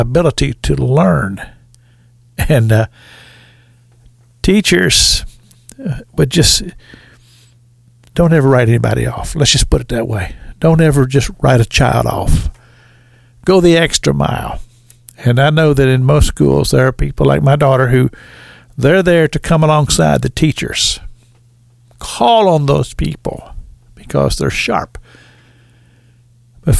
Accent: Sunrise, Kentucky, United States; the little school I grew up in Sunrise, Kentucky

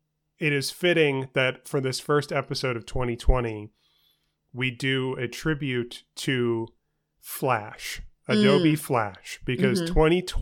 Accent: New York City, New York, United States; where I grew up in New York City with mm-hmm. my parents in Queens.

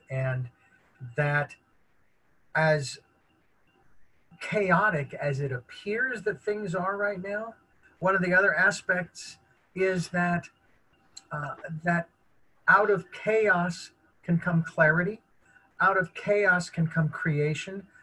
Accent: United States; as an American

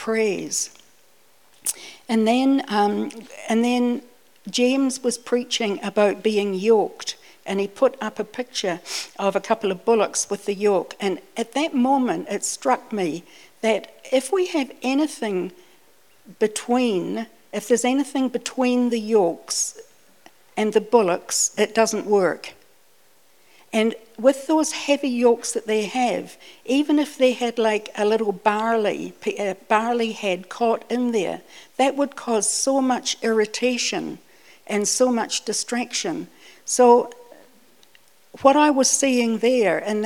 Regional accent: New Zealand; also born or lived in Scotland / Dunedin / northern Britain; even though I was born in Scotland, I came out to New Zealand when I was 5, and so I grew up here, and I got used to, even in Dunedin, the winter days.

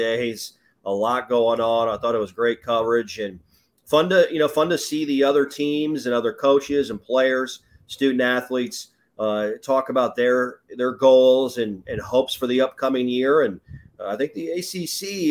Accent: Mitchell, South Dakota, United States; now in Tallahassee, United States; I grew up in Mitchell, South Dakota

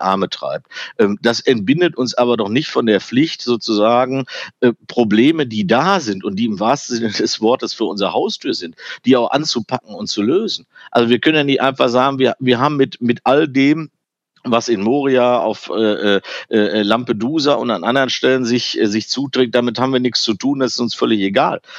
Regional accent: Germany; also born or lived in Ruhr area; wir waren eigentlich als Deutsche

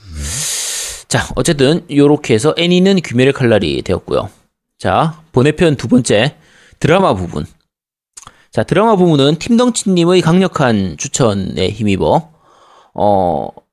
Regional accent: Busan, South Korea; 저는 이제 부산이라서 당연히 롯데 팬인데

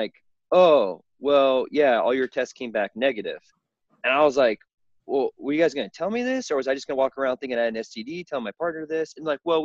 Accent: Southern Illinois, United States; I was born and raised in the Midwest in a small town on a farm.

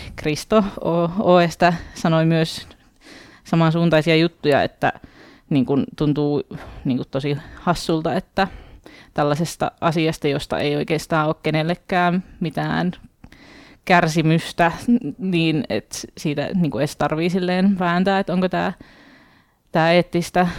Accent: Oulu, North Ostrobothnia, Finland; mun kotikaupungissa Oulussa

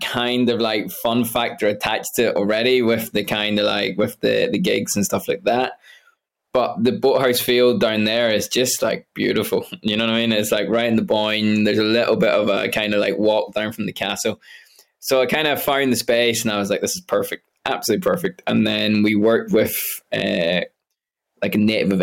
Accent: Derry, Northern Ireland, United Kingdom; moved away as an adult; also born or lived in Scotland / London; now in Ireland; I was born in Scotland, but I grew up in Derry

